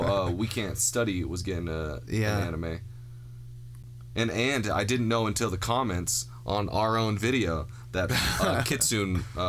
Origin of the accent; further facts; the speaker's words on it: United States; I'm an American.